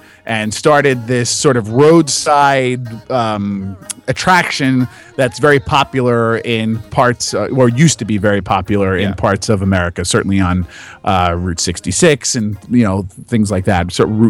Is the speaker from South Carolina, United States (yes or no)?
no; New Jersey, United States; I'm from Jersey.